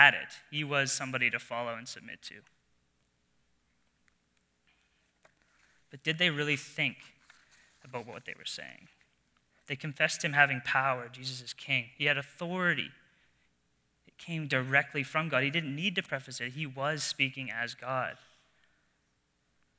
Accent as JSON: {"language": "English", "region": "New Brunswick", "country": "Canada", "tie": "born or raised there", "moved": "yes", "said": "I grew up in New Brunswick, in a small town, surrounded by family"}